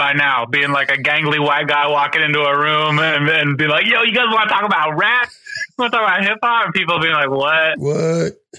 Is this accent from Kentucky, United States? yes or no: no; Sacramento, California, United States; I am originally from Sacramento, California